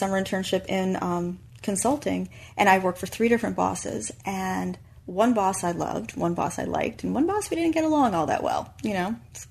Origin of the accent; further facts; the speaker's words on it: New York, United States; And that was a difficult decision because I'm a New Yorker.